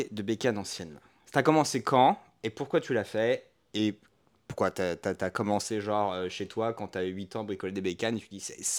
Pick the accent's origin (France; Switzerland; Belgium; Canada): France; Orléans, Centre-Val de Loire